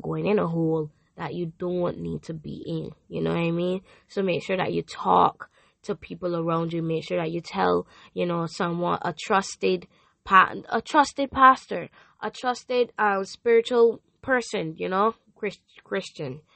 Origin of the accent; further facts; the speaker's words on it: Barbados; I am from Barbados